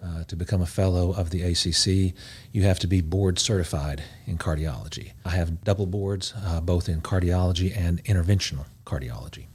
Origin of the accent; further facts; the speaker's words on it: Knoxville, Tennessee, United States; moved away as an adult; also born or lived in Memphis, Tennessee / North Carolina / Augusta, Georgia; born and raised in Big Orange County. Knoxville, Tennessee